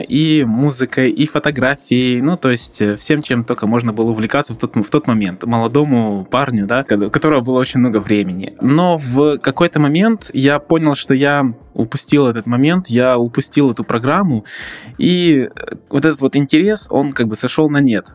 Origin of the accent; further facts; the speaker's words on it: Odesa, Odesa Oblast, Ukraine; Я учился в Одесском политехническом университете, так как родом я из Одессы